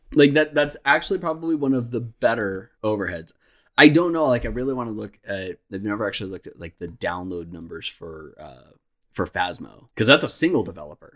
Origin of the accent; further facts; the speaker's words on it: Phoenix, Arizona, United States; we're from Phoenix, Arizona